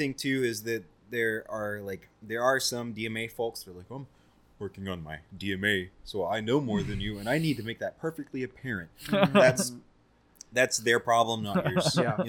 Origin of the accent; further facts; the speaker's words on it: the South, United States; I'm from the South.